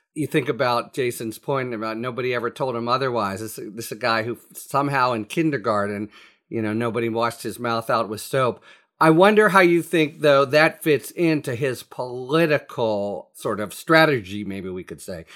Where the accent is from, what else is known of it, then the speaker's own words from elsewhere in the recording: Pittsburgh, Pennsylvania, United States; my hometown, Pittsburgh paper